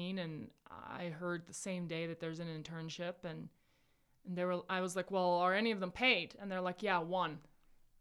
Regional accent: South Africa; moved away; I was born and raised in South Africa

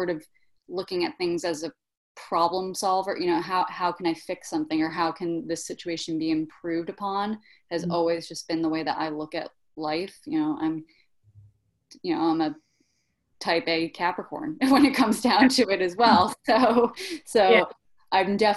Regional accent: New York City, New York, United States; also born or lived in Switzerland; I'm born and bred in Brooklyn and grateful for it

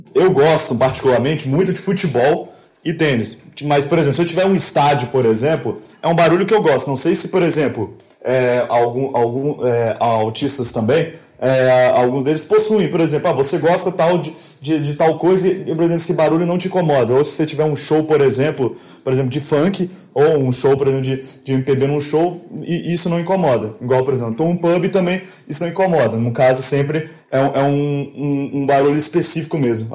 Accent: Serra, Espírito Santo, Brazil; also born or lived in Vitória; eu moro em Vitória atualmente aqui no Espírito Santo ainda, nasci na Serra, também no Espírito Santo

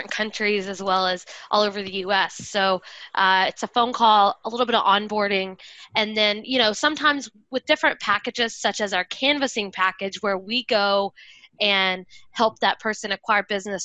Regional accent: Colorado, United States; now in Southern California, United States; I'm from Colorado, but now I live in California.

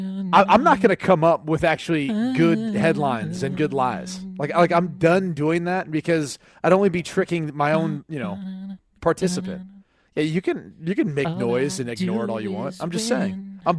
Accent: Columbus, Ohio, United States; We're both from Columbus. We're both aware of the Bogey Inn.

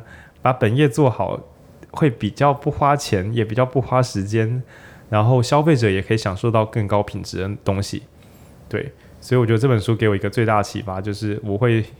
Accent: Changhua County, Taiwan; 或者我是彰化人嘛，那种控肉饭那种店

